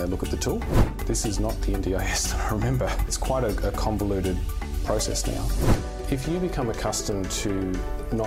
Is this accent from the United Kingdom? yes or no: no; Adelaide, South Australia, Australia; now in Tasmania, Australia; I'm from Adelaide originally. So I spent, you know, after I left high school, I actually got a job with Independent Living Centre